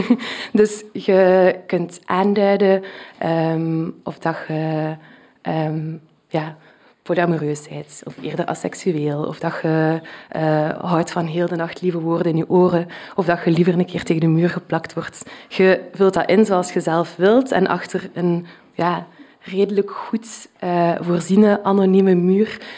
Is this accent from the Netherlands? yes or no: no; Flanders, Belgium; accent: Flemish; mijn Vlaams accent